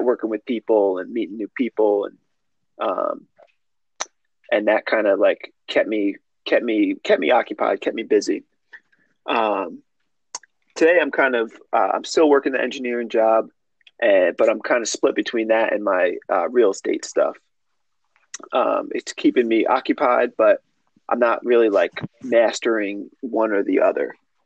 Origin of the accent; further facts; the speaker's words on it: Kingston, New York, United States; I'm from Kingston, New York.